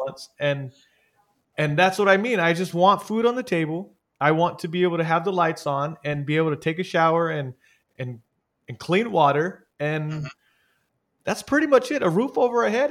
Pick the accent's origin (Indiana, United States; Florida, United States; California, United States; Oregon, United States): California, United States; San Jose; also born or lived in Los Banos, California; I grew up in Eastside San Jose and Eastside San Jose is not the best area